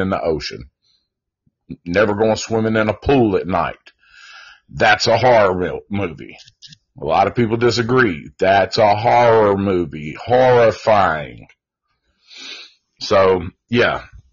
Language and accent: English; Antioch, United States; we grew up in Antioch